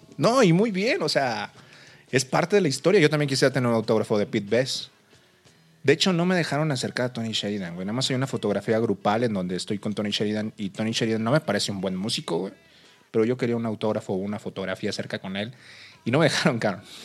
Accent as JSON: {"language": "Spanish", "town": "Monterrey", "region": "Nuevo León", "country": "Mexico", "moved": "as an adult", "lives_now": "Mexico City, Mexico", "said": "Yo soy de Monterrey, la raza. Por, este, me vine a vivir aquí el DF, tengo dos años."}